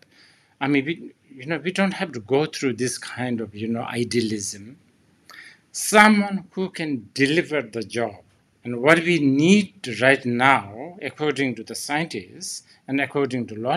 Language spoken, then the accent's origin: English; Bhutan; my home country, Bhutan